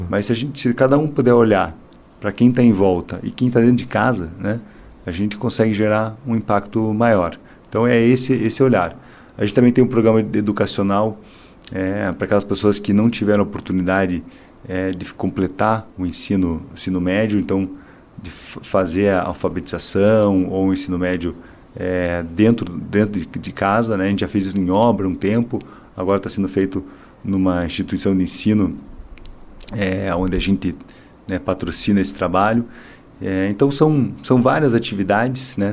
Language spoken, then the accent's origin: Portuguese; Curitiba, Paraná, Brazil; a gente é curitibano